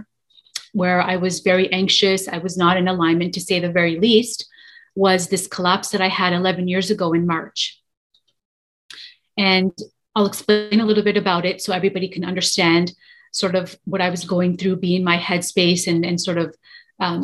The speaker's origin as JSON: {"language": "English", "town": "Toronto", "region": "Ontario", "country": "Canada", "tie": "born or raised there", "said": "I am from Toronto, Canada, born and raised here in Toronto, Canada"}